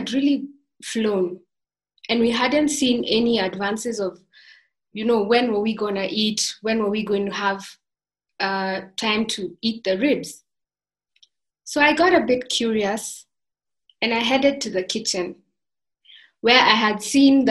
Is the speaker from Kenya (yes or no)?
yes; Maasailand, Kenya; I come from the Maasai tribe, where the men like to wear these red tartan-like blankets and the women make wonderful beaded jewelry